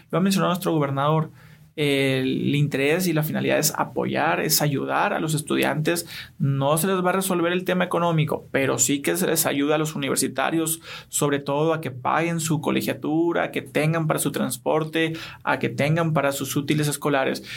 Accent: Hermosillo, Sonora, Mexico; also born or lived in Buenos Aires; aquí, de Hermosillo, Sonora, orgullosamente

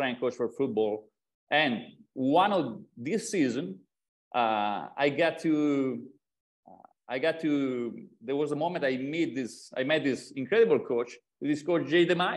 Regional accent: Italy; English is a second language; moved away as an adult; I'm from Italy, raised and born in Italy.

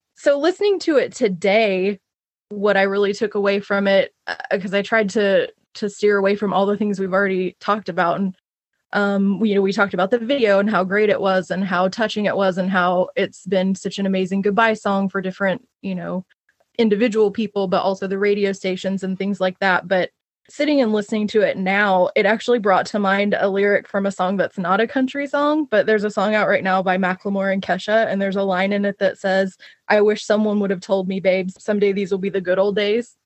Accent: Oklahoma, United States; moved away; the town that I grew up in in Oklahoma.

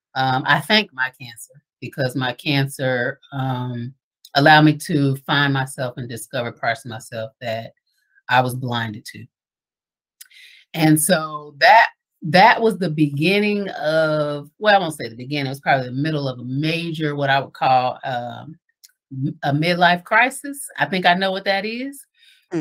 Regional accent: Dayton, Ohio, United States; moved away; now that I'm back here in Dayton full time, I never would have thought I would be back in my hometown

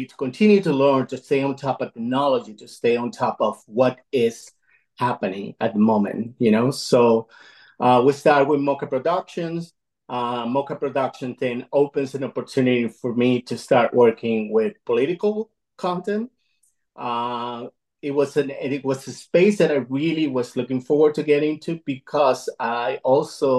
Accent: Caracas, Capital District, Venezuela; moved away as an adult; now in United States; I'm an immigrant. I'm fr originally from Caracas, Venezuela. I moved here in the early 90s

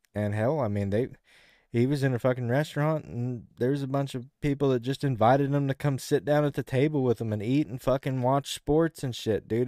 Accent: the South, United States; as a Southerner

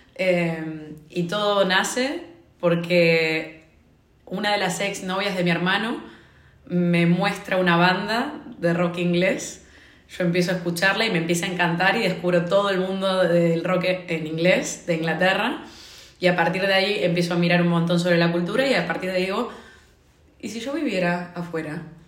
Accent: Argentina; moved away as an adult; now in Dublin, Ireland; soy argentina, vivo en Dublín

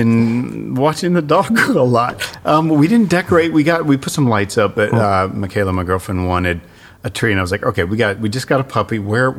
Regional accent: Indianapolis, Indiana, United States; moved away; I'm from Indianapolis originally

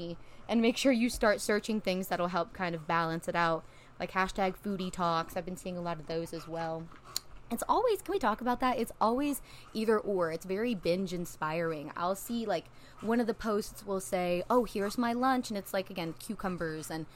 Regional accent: a small town in Tennessee, United States; now in Nashville, United States; I grew up in a small town in Tennessee. I'm in Nashville now

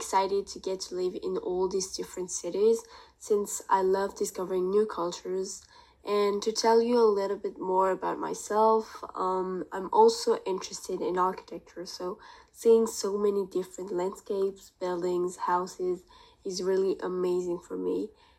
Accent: France; I'm from France.

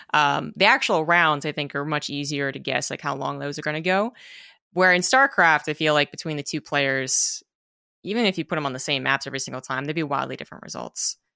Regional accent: United States; being an American

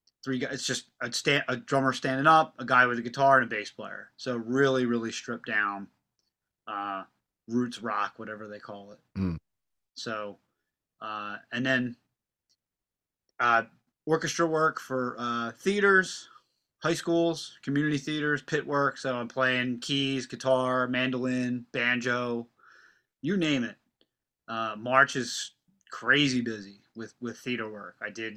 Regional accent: Pennsylvania, United States; And I also play in a rockabilly band called … because we're from Delco.

